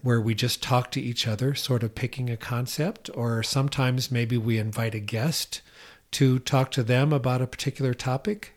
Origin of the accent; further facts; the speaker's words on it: Iowa, United States; I'm from Iowa